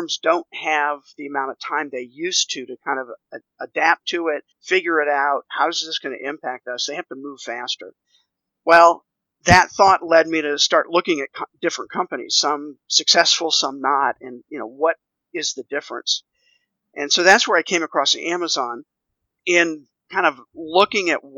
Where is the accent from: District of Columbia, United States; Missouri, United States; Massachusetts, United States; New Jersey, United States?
District of Columbia, United States; Washington; moved away as an adult; also born or lived in Texas; now in Nashville, United States; both my wife and I grew up in the Washington, D.C. area